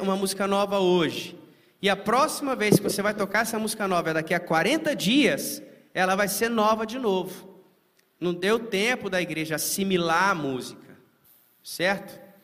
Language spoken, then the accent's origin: Portuguese; Timóteo, Minas Gerais, Brazil; moved away; em Timóteo, Minas Gerais, minha terra natal, onde eu me converti lá